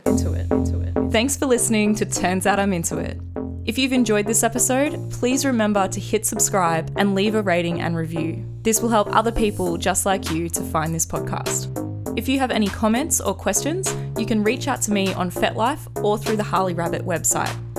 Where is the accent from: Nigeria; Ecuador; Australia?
Australia; accent: Australian; I'm in Australia, if you can't tell from my accent.